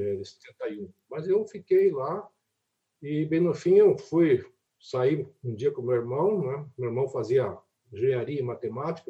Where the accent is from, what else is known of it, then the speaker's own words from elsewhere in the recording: Brazil; also born or lived in Curitiba; lá na minha cidade, que era é longe de Curitiba, longe de Florianópolis